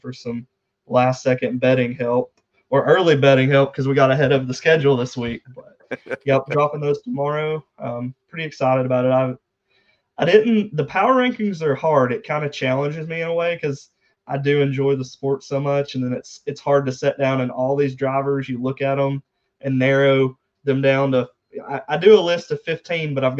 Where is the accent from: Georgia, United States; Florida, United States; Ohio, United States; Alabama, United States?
Georgia, United States; about 45 minutes from Dawsonville; about 45 minutes away from Dawsonville, Georgia